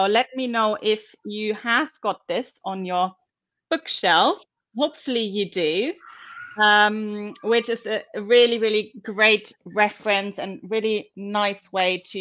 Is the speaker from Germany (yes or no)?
yes; Germany; now in London, United Kingdom; I'm originally from Germany